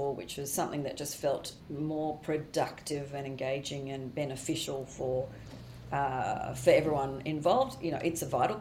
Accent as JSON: {"language": "English", "country": "Australia", "also_born_or_lived": "Queensland / New York", "moved": "as an adult"}